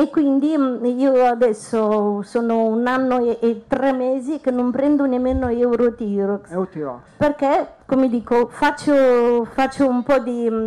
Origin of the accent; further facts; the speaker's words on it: Moldova; now in Italy; sono moldava da 24